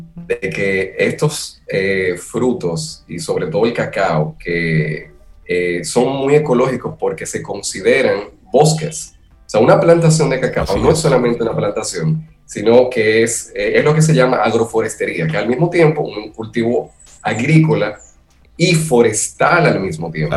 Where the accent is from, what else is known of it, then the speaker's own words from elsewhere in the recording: Dominican Republic; nosotros como dominicanos